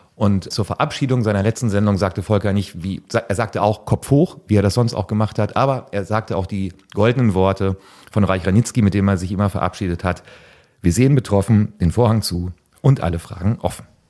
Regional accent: North Rhine-Westphalia, Germany; für mich als Ostwestfale

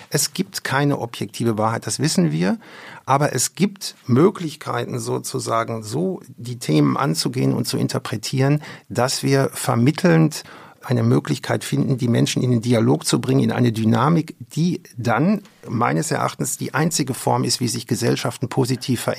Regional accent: West Germany, Germany; Und das habe ich übrigens als Wessi, der in der Sowjetunion war, in einer mir sehr berührenden Weise erfahren.

